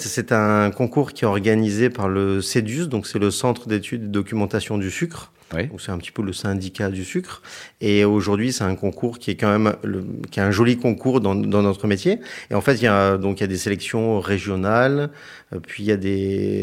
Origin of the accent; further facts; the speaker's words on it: Hyères, Provence-Alpes-Côte d'Azur, France; moved away; je suis originaire de Hier dans le Var.